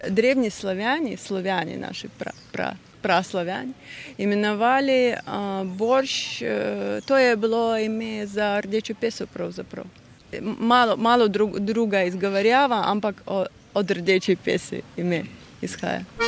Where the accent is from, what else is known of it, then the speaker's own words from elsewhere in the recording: Russian Far East, Russia; moved away; moje otroštvo je bilo na Daljem vzhodu Rusije